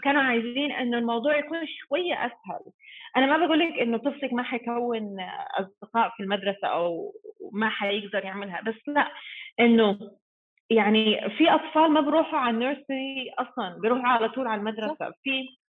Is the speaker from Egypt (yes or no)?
no; New Zealand; Arabic is a second language; moved away as an adult; also born or lived in Sudan; now in Dubai, United Arab Emirates; انا مولوده في السودان بس متربيه في نيوزيلند